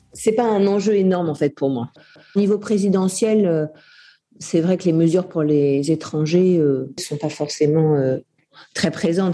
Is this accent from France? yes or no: yes; France; now in San Francisco, United States; En tant que Français de l'étranger